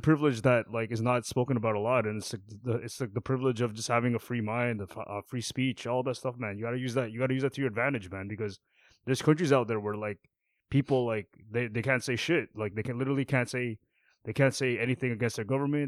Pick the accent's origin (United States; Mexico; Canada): Canada; second gen, third gen Canadians